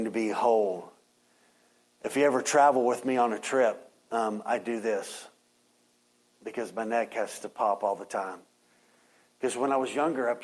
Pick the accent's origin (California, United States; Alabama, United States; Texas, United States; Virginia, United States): Texas, United States; Waco; when I was younger, growing up in Waco